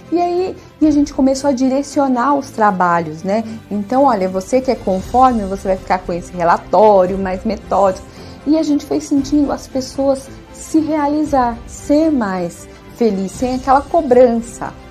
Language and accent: Portuguese; Diadema, São Paulo, Brazil; eu sou de Diadema.